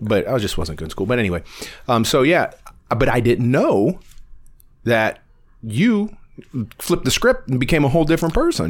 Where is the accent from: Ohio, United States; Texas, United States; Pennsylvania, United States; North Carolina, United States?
Ohio, United States; Warren; born or raised there